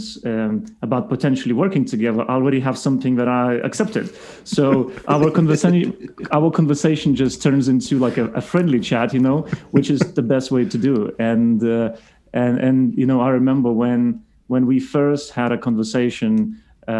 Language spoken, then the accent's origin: English; Lithuania; moved away as an adult; now in United Kingdom; Originally, I'm from Lithuania. I relocated to the UK, what is already 7 years ago